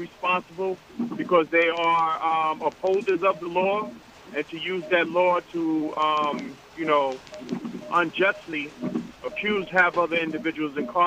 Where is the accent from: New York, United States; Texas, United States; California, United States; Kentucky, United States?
New York, United States; New York City; I'm from Brooklyn.